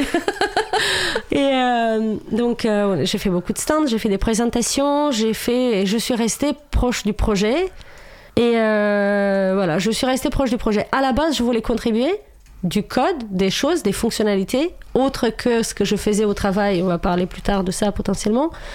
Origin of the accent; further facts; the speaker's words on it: Romania; French is a second language; moved away as an adult; now in France; j'ai vécu jusqu'à mes 26 ans en Roumanie